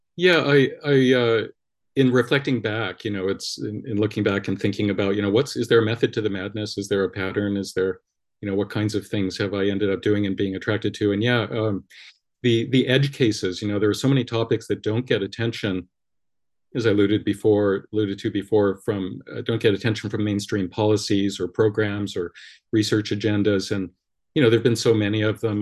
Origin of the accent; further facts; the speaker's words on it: Los Angeles, California, United States; born and raised in Los Angeles, Hollywood Hills